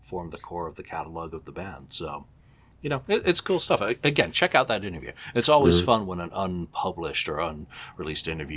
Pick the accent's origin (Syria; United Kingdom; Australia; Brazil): United Kingdom; England; an English guy